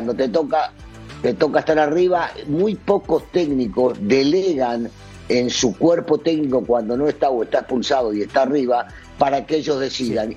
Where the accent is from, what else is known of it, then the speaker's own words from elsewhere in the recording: Argentina; sigo siendo argentino